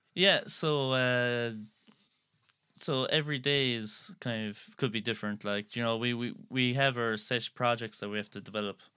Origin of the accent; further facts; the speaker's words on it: Skibbereen, Munster, Ireland; I'm actually from Skibbereen here